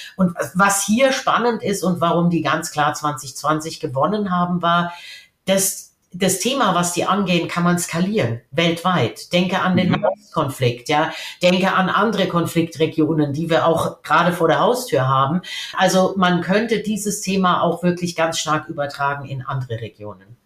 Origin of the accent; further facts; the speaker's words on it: Germany; als Deutsche